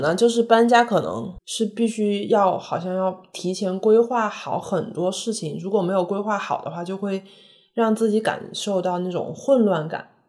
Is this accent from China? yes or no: yes; Chengdu, Sichuan, China; now in France; 当我们从成都来到法国的时候，就是每个星期你不吃辣椒，你就觉得难受